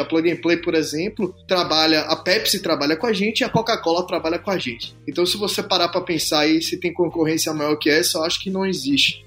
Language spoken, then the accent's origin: Portuguese; Brazil; now in United States; como brasileiro